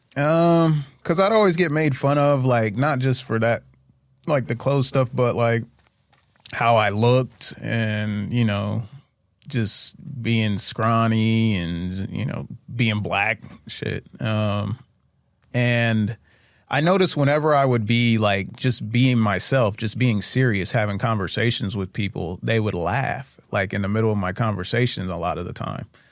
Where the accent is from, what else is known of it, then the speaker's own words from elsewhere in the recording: Urbana, Ohio, United States; I grew up in Urbana, Ohio